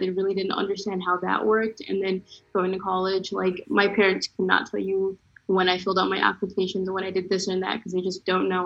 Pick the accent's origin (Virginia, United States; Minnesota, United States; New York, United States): Minnesota, United States; moved away as an adult; now in Georgia, United States; I came from Minnesota, which is a completely different environment from Georgia. I like Minnesota had a really big Somali population, so I was always kind of surrounded with people that were culturally similar to me.